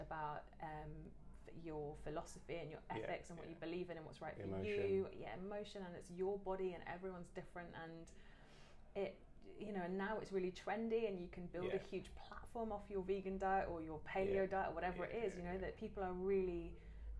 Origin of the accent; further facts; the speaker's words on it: Devon, South West England, United Kingdom; I grew up in Devon